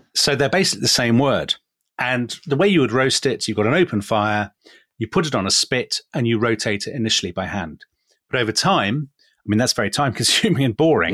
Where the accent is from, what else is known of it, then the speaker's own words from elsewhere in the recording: England, United Kingdom; we are both English